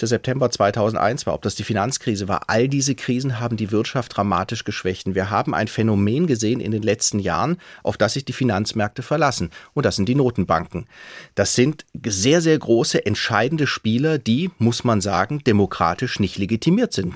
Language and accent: German; Stuttgart, Baden-Württemberg, Germany; moved away as an adult; also born or lived in Tübingen / Sweden; now in Hesse, Germany; ich bin Schwabe. Also wer als Schwabe auf die Welt kommt